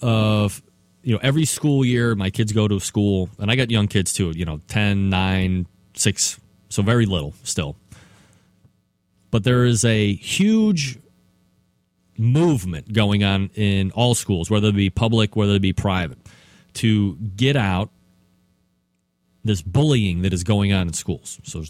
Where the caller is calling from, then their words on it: Euclid, Ohio, United States; where I am sitting right here in Euclid, Ohio, which is a eastern suburb of Cleveland. I know I say I'm here from Cleveland